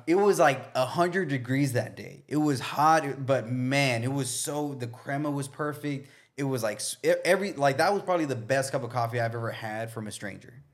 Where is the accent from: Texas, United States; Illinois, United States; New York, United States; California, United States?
Texas, United States; Brownsville; now in Austin, United States; growing up in Brownsville